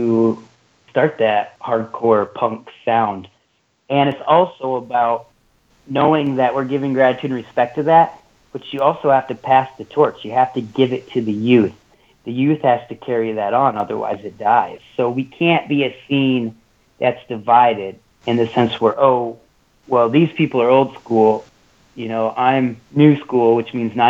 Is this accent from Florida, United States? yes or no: no; Iron Mountain, Michigan, United States; moved away as an adult; now in Chicago, United States; I played hockey growing up in Iron Mountain, Michigan, my whole life